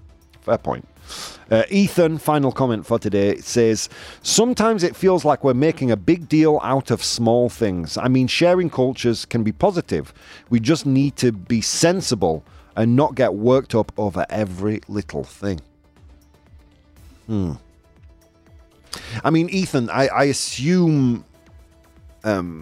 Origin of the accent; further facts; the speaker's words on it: United Kingdom; now in Spain; I was raised in Britain.